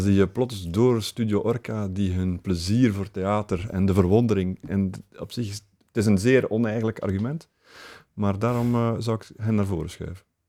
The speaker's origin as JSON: {"language": "Dutch", "area": "Flemings", "region": "Flanders", "country": "Belgium", "said": "we hebben gewoon ook het voordeel als Vlamingen"}